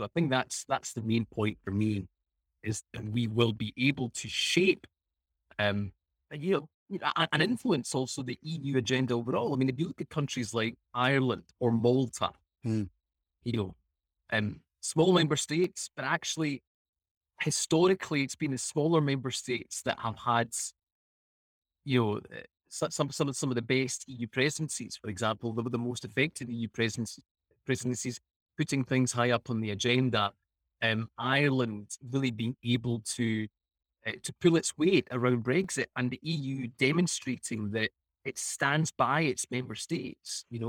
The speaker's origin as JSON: {"language": "English", "country": "Italy", "tie": "born there", "moved": "yes", "said": "I was born in Italy and then I moved here in the 90s."}